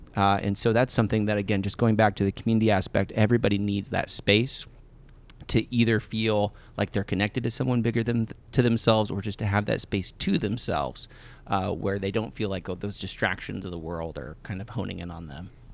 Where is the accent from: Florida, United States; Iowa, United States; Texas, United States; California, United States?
Iowa, United States; Thurman; also born or lived in Omaha, Nebraska; when I was growing up in Thurman, Iowa